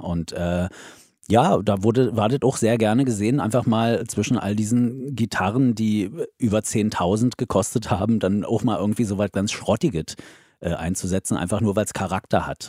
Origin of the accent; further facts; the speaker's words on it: the East, eastern Germany, Germany; moved away as an adult; now in Hesse, Germany; Kommen wir aus dem Osten, wir hatten ja nichts